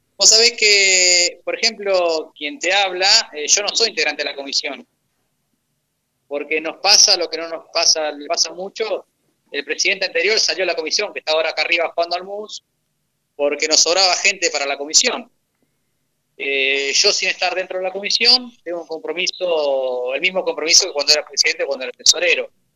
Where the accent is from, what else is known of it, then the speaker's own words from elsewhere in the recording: Argentina; en el 2001 fue la gran crisis económica que sufrió nuestro país